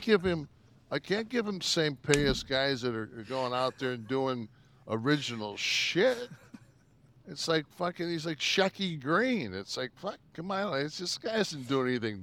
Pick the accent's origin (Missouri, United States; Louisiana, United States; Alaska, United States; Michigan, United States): Michigan, United States; Detroit; I grew up in Detroit.